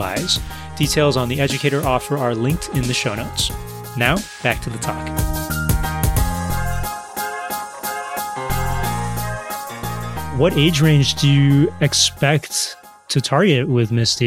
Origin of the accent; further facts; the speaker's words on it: Austin, Texas, United States; I'm from Austin.